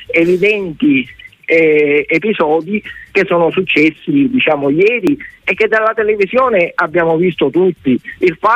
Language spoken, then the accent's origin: Italian; Sicily, Italy; also born or lived in Trapani; pur essendo siciliano